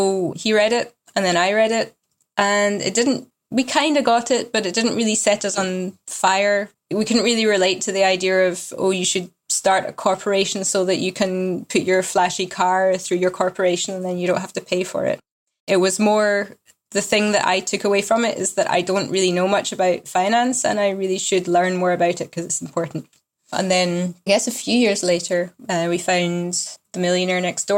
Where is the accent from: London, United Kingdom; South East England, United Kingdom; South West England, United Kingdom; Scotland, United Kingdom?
Scotland, United Kingdom; moved away; also born or lived in Germany; I'm originally from Scotland, but while I started the whole FIRE thing, I was living in Germany with my husband